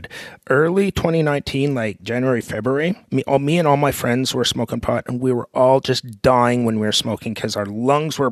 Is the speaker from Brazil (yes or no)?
no; Canada; born or raised there